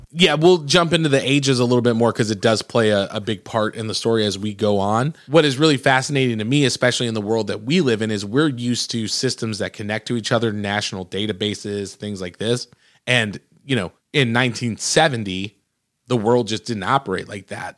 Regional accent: Michigan, United States; I grew up in Michigan

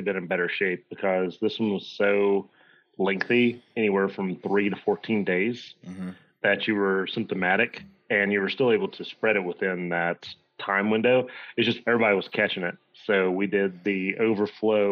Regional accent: Virginia, United States; I grew up in Podunk, nowhere, Virginia

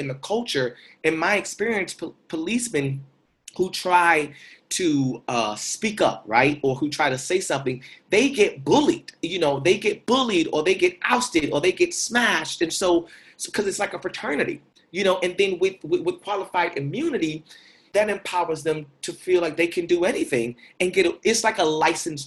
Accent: Winter Haven, Florida, United States; now in New York, United States; the neighborhood where I grew up in Winter Haven

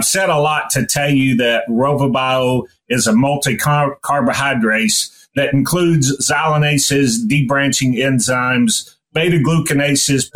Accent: East Tennessee, United States; moved away as an adult; also born or lived in Nebraska; I grew up in East Tennessee

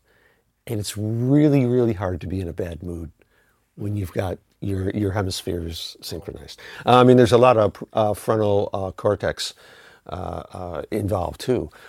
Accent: Syracuse, New York, United States; moved away as an adult; now in Los Angeles, United States; I'm from Syracuse, New York

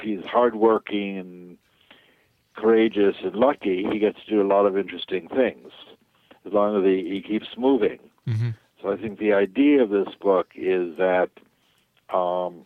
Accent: New York, United States; moved away as an adult; also born or lived in California; So I grew up in New York where I was doing magic and physics.

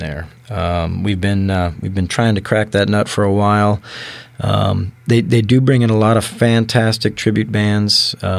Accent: San Diego, California, United States; moved away as an adult; also born or lived in Seattle area; now in Kitsap Peninsula, United States; I'm from San Diego

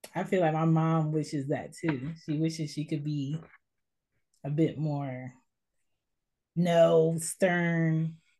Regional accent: United States; we are American Black people

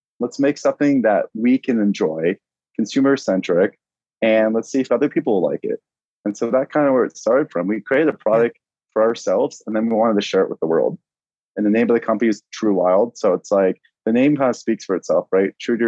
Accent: Maine, United States; also born or lived in Boston / Santa Barbara; So I grew up actually, I was born in Boston, raised in Maine for a little bit, then jetted out to Santa Barbara, which I love.

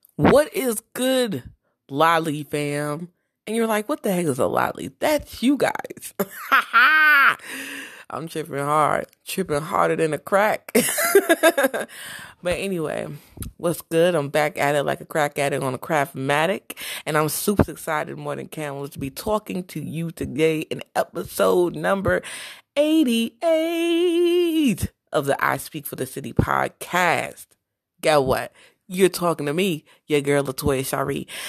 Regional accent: New Jersey, United States; I'm from Jersey

